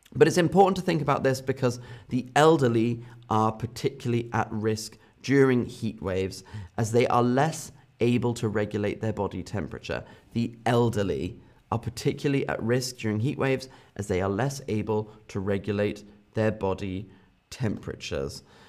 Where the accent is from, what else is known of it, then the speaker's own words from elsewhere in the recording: United Kingdom; my home country, in the U K